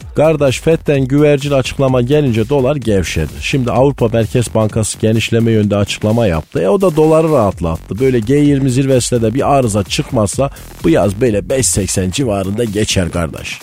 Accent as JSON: {"language": "Turkish", "region": "Malatya", "country": "Turkey", "said": "bizim Malatya'da herkes doğaldan esmer"}